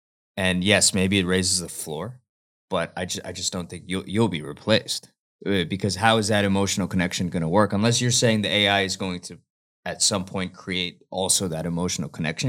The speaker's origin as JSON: {"language": "English", "country": "United States", "said": "I'm from Jersey, New York."}